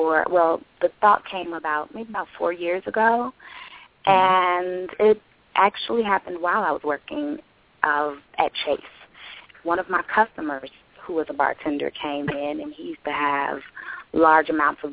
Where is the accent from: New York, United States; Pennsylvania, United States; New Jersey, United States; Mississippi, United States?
New York, United States; New York City; also born or lived in Atlanta; now in Chicago, United States; I was born in Chicago, and then I grew up in Brooklyn, New York. And from there, I moved to Atlanta